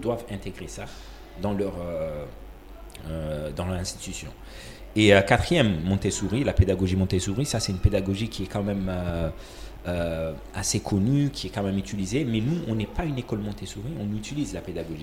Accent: Comoros; also born or lived in Malaysia; Et je suis né et grandi aux Comores

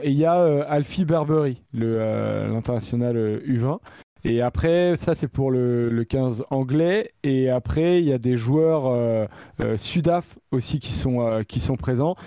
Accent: France; en tant que Français

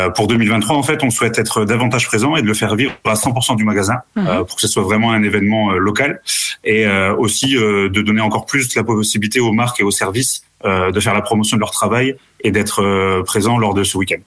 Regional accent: Haute-Marne, Grand Est, France; moved away; also born or lived in Amiens; je suis originaire de Haute-Marne

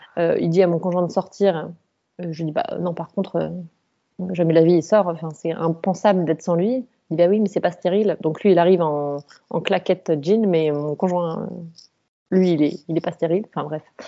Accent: Colmar, Grand Est, France; je viens de la région de Colmar

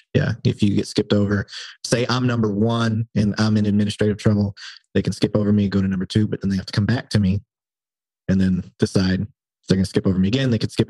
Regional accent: Flint, Michigan, United States; I didn't really care for cops growing up in Flint

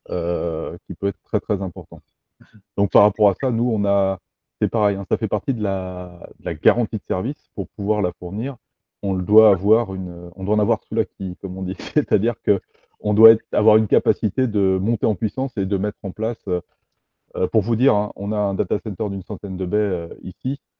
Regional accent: Brittany, France; On est breton, on est euh, français, européen aussi.

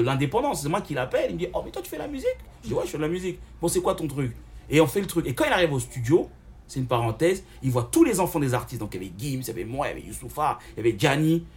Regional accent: Villiers-le-Bel, Île-de-France, France; also born or lived in Seine-Saint-Denis; je suis né en France, dans le 9-3, et j'ai grandi à Villebel

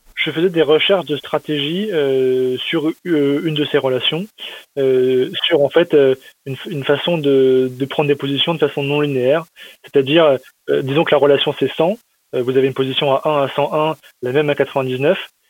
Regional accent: Metz, Grand Est, France; j'ai grandi à Metz, c'est euh, dans l'est de la France

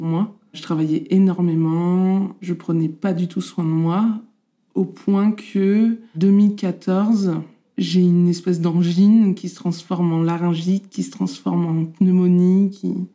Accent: Normandy, France; On est originaires tous les deux de Normandie

